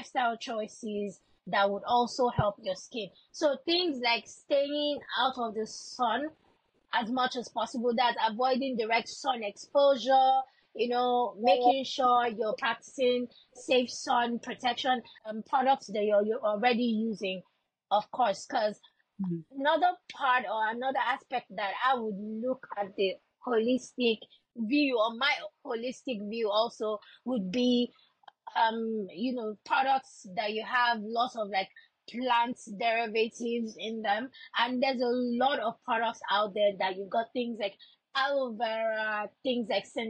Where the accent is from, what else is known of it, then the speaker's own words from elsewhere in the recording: Lagos, Nigeria; I grew up in a place called Surulere in Lagos.